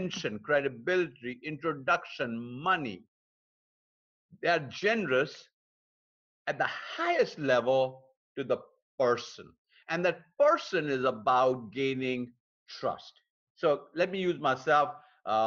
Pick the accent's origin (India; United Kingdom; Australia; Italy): India; moved away; my home country in India